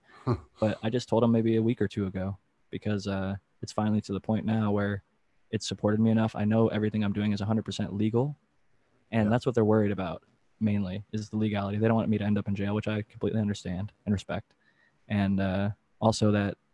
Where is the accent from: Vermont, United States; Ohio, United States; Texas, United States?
Ohio, United States; I'm from Ohio, and there's a lot of hunters